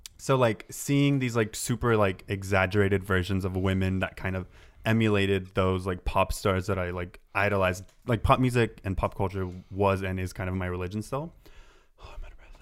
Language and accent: English; Santa Barbara, California, United States; I grew up in Santa Barbara.